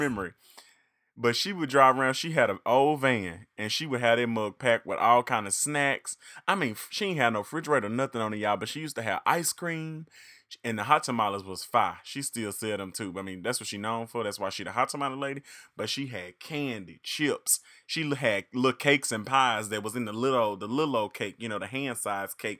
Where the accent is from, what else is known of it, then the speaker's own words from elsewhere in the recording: Reed, Arkansas, United States; I am from the big city of Reed, however, is very small